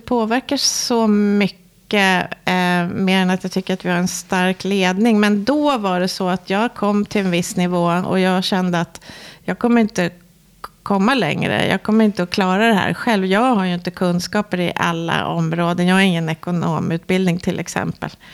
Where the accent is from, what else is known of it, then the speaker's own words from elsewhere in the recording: Sweden; vi svenskar